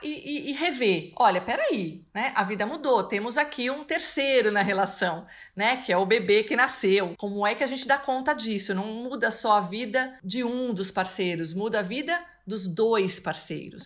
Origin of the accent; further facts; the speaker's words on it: São Paulo, Brazil; eu sou de São Paulo